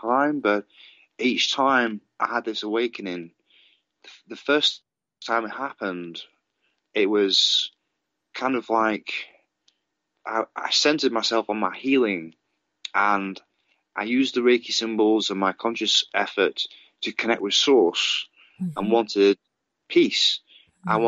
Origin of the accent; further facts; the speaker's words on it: Padiham, North West England, United Kingdom; also born or lived in Manchester, England; I grew up in England, in a small town called Padiham.